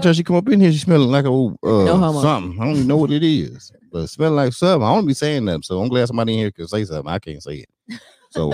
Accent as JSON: {"language": "English", "region": "North Carolina", "country": "United States", "said": "on, I'm from North Carolina. This is how we do it."}